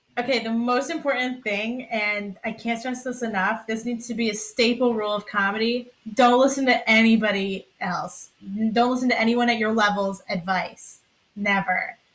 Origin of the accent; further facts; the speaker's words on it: Sandy Hook, Connecticut, United States; I'm from Sandy Hook, Connecticut